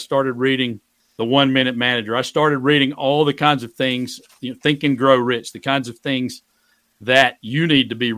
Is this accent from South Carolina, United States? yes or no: yes; Greenwood, South Carolina, United States; moved away as an adult; now in Shenandoah Valley, Virginia, United States; I moved back to my hometown of Greenwood, South Carolina